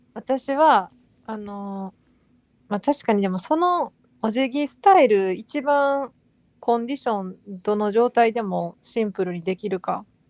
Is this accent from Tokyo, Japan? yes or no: no; Osaka, Japan; ずっと大阪で育ってたら